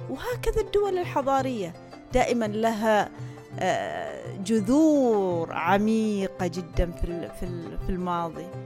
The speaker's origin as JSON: {"language": "Arabic", "country": "Oman", "said": "انا عماني ب وراي تاريخ وراي ثقافة وراي لغة وراي انتماء"}